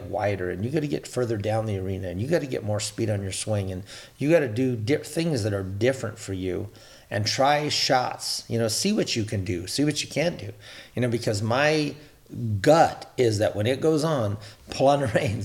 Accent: California, United States; growing up in California, I grew up in long and big arenas

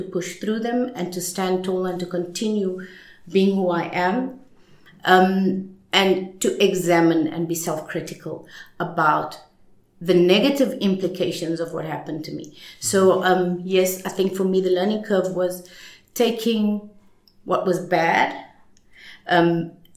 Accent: Johannesburg, Gauteng, South Africa; moved away; I didn't grow up in Cape Town. I grew up in Johannesburg in apartheid years

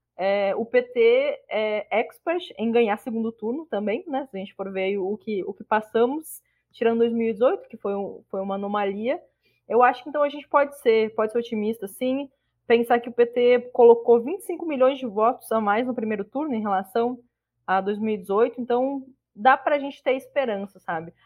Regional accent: Rio Grande do Sul, Brazil; now in Alagoas, Brazil; eu moro em Alagoas, mas eu sou gaúcha

